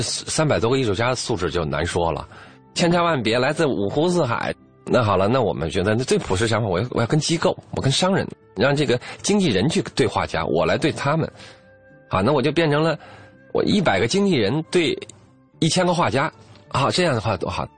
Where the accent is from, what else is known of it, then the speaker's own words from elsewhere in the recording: China; 我们中国人